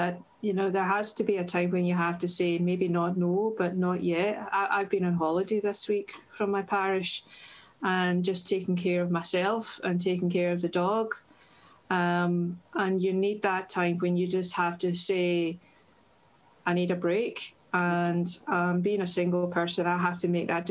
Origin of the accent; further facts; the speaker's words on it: Irvine, Scotland, United Kingdom; moved away as an adult; now in Barrhead, United Kingdom; I'm originally from Irvine in Ayrshire. Grew up there